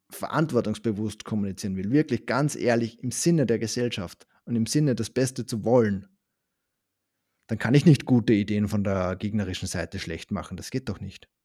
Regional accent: Upper Austria, Austria; accent: Austrian; now in Düsseldorf, Germany; Ich habe aber in Österreich auch eine Wohnung ähm, in der Nähe vom See, wo ich aufgewachsen bin.

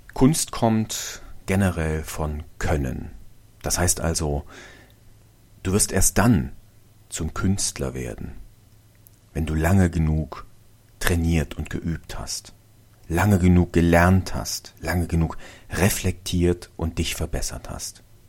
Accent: Germany; hier bei uns in Deutschland

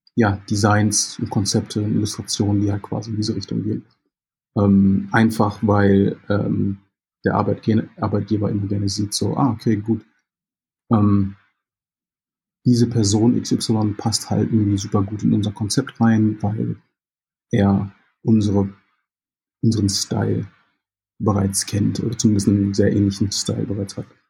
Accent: Jamaica; now in Germany; Ich äh, bin Jamaikaner, gebürtiger Jamaikaner und habe noch die jamaikanische Staatsbürgerschaft

